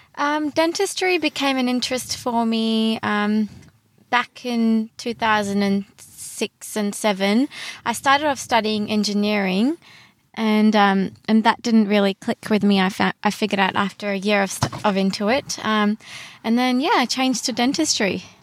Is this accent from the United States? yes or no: no; Brisbane, Queensland, Australia; also born or lived in Sydney / Gold Coast; I grew up in Brisbane.